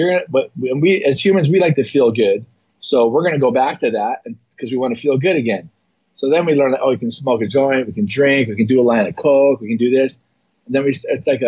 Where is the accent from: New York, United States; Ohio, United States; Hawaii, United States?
Hawaii, United States; born or raised there